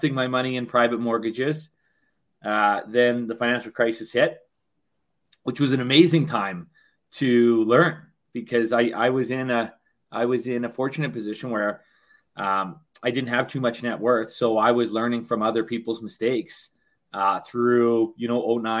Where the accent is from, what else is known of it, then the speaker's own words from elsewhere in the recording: Thunder Bay, Ontario, Canada; moved away as an adult; also born or lived in Western Canada; I was born and raised in Thunder Bay, Ontario